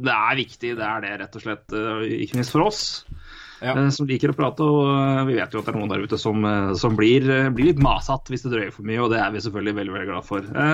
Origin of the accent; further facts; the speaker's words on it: Elverum, Innlandet, Norway; moved away; jeg ble født og vokste opp i Elverum